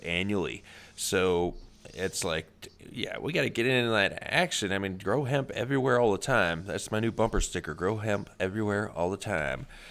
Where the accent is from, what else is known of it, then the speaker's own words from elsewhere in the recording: Midwest, United States; I'm from the Midwest